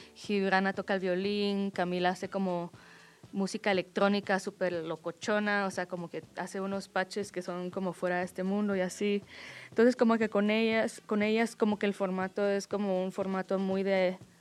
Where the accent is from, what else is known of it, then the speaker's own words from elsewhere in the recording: Guatemala; yo soy de Guatemala